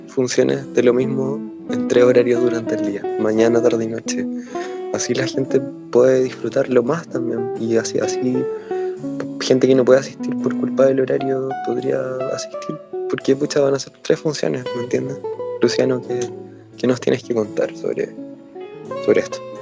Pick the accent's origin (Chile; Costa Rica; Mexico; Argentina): Chile; Concepción, Biobío; born or raised there; also born or lived in Valparaíso